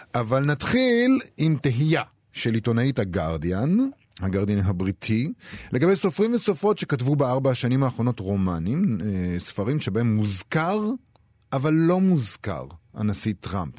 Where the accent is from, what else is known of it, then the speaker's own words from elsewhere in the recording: Rehovot, Central District, Israel; מעיר הולדתי רחובות